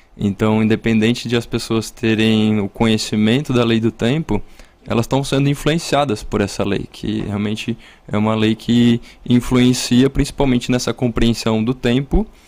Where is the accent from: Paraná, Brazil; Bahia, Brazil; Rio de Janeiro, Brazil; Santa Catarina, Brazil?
Santa Catarina, Brazil; Urupema; moved away; also born or lived in São Joaquim; eu sou da Serra Catarinense, né? A minha família e minha origem é... Eu nasci em São Joaquim